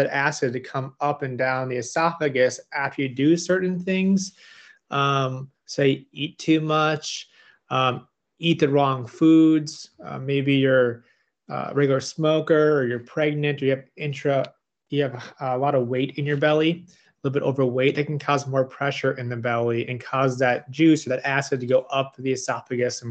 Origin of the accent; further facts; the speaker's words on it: Midwest, United States; moved away as an adult; now in Richmond, United States; I'm from the Midwest, now I'm in Richmond here